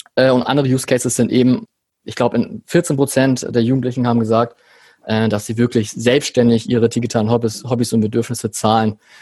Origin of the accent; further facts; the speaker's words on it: Hamburg, Germany; lebe in Hamburg, bin auch Hamburger